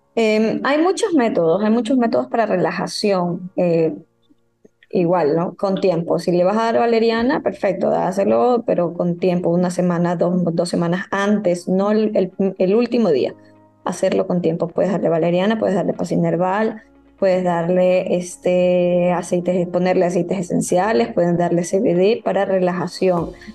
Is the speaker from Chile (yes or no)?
no; Ecuador; los hábitos que tenemos como ecuatorianos